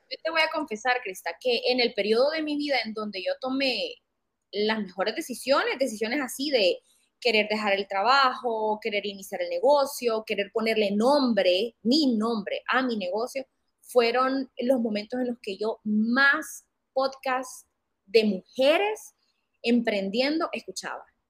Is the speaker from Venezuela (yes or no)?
no; Honduras; soy una fotógrafa hondureña